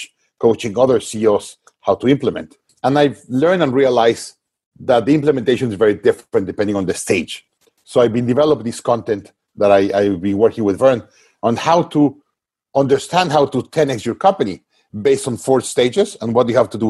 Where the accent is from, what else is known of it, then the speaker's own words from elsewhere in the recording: Mexico; I was based in Mexico, my home country